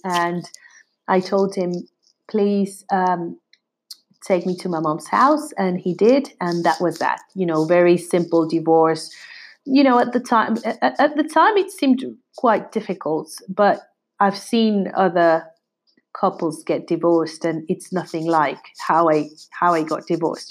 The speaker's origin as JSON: {"language": "English", "country": "Mexico", "also_born_or_lived": "London", "moved": "as an adult", "said": "We're from Mexico. We, we were both from Mexico"}